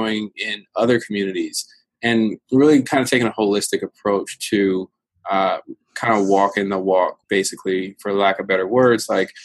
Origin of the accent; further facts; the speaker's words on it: Virginia, United States; I come from I come from Virginia